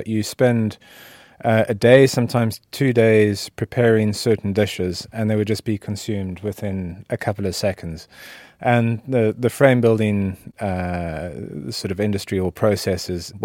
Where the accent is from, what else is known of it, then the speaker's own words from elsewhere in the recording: South Africa; now in United Kingdom; I'm originally South African